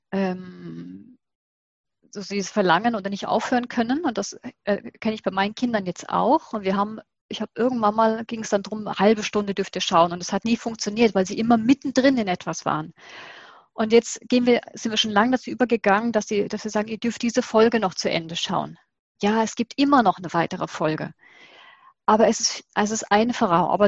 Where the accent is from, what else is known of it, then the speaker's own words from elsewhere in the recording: Southern Germany, Germany; Ich bin aus Süddeutschland, das heißt, wir hatten dann die zwei Deutschen und dann hatten wir Schweizer und österreichisch Fernsehen.